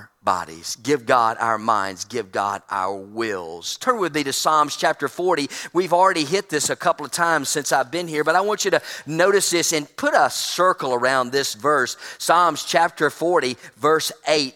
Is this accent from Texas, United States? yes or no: no; Trussville, Alabama, United States; Drove across town in Trustville and my hometown